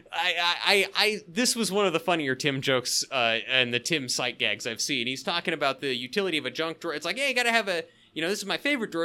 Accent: the Northwest, Pacific Northwest, United States; I grew up in the Northwest

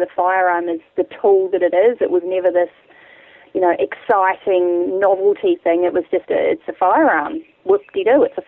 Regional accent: Wairarapa, Wellington, New Zealand; moved away as an adult; now in Australia; I've been in Australia for almost 10 years now. I grew up in fairly rural New Zealand, down on the lower east coast of the North Island in the Wairarapa

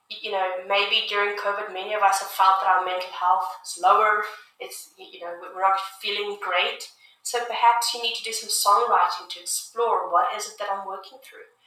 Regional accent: South Africa; also born or lived in United Kingdom; now in Canada; I grew up in South Africa

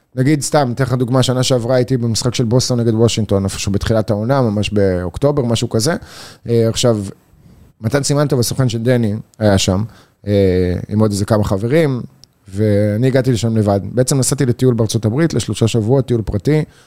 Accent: Israel; אני מישראל

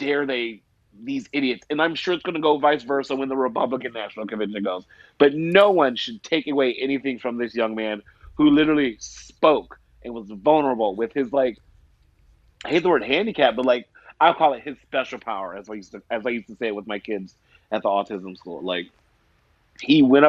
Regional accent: Arizona, United States; I was known as the mute kid when I was growing up in Arizona.

